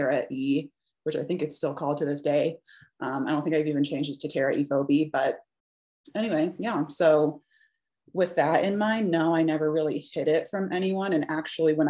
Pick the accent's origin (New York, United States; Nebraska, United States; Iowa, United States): Iowa, United States; Des Moines; moved away as an adult; also born or lived in Minneapolis, Minnesota; now in Colorado, United States; I grew up in mostly kind of like a middle class sort of town. I'm from Des Moines, Iowa